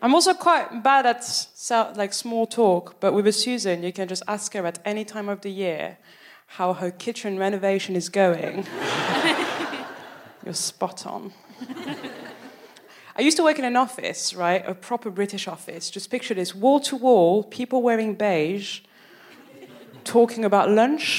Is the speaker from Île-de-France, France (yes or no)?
yes; Paris, Île-de-France, France; moved away as an adult; now in Birmingham, United Kingdom; I'm from Paris.